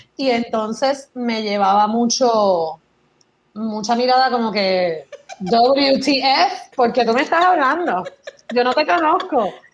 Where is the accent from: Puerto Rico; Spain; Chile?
Puerto Rico; accent: Puerto Rican; moved away as an adult; also born or lived in Michigan; tengo acento de Puerto Rico